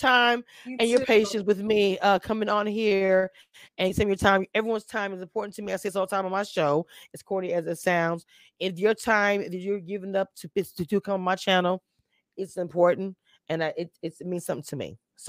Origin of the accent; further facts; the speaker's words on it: the South, United States; I am from the South